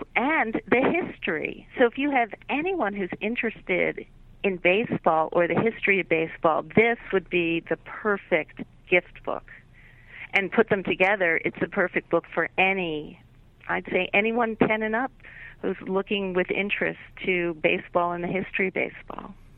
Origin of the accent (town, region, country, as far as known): Philadelphia, Pennsylvania, United States; born or raised there